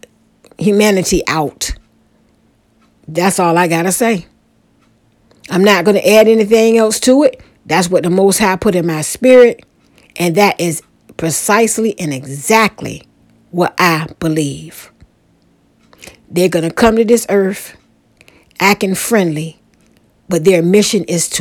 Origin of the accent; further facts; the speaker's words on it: Portsmouth, Virginia, United States; my old neighborhood that I grew up in Portsmouth, Virginia, in a neighborhood called Mount Hermon